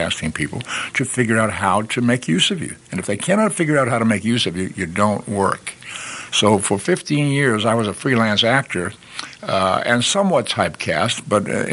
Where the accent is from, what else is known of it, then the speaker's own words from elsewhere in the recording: Boston, Massachusetts, United States; I grew up in Boston.